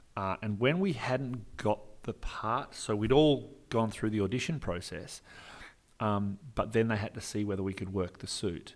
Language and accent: English; Perth, Western Australia, Australia; I'm an actor from Perth, Western Australia